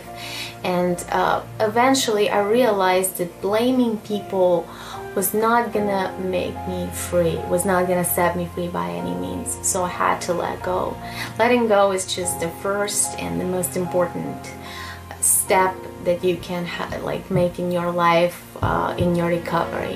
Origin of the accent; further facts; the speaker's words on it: Russia; I'm 30 years old and I'm from Russia.